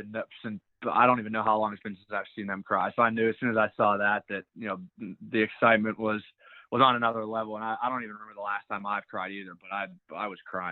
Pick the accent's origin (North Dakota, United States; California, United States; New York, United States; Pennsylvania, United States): Pennsylvania, United States; Pittsburgh; also born or lived in Atlanta; I was born in Atlanta, Georgia. I was 1 year old. We moved to Ohio. My brother was born there. And then I've been in Pittsburgh, PA since I've been 3 years old. So I like to say I'm kind of born and raised here